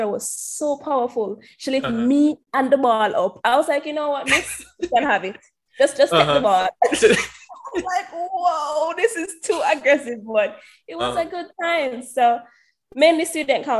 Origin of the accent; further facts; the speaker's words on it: Portmore, Saint Catherine, Jamaica; moved away as an adult; also born or lived in Lafayette College, United States; Jamaican, born and raised in Portmore, went to Campion College before that, went to Kensington Primary